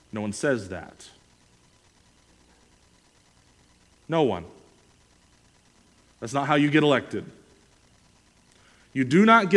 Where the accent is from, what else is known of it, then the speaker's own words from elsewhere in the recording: United States; as an American